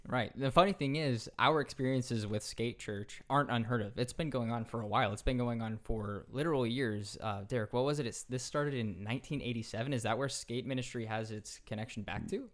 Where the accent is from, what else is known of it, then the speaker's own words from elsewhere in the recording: Central California, United States; also born or lived in San Diego; I grew up in Central California. And once I got into college, I, I moved to San Diego